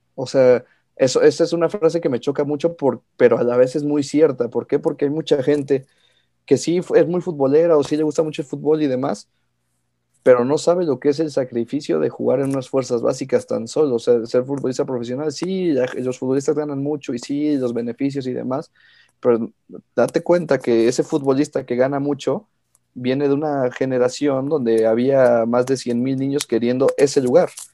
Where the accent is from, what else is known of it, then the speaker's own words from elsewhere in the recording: Pachuca, Hidalgo, Mexico; also born or lived in Mexico City; yo nací en la Ciudad de México, pero llevo viviendo toda mi vida prácticamente en Pachuca.